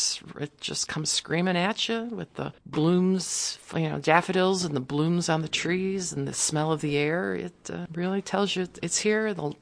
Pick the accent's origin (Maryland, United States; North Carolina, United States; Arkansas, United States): North Carolina, United States; Charlotte; I come from Charlotte, North Carolina, and I'm here visiting the Catskills.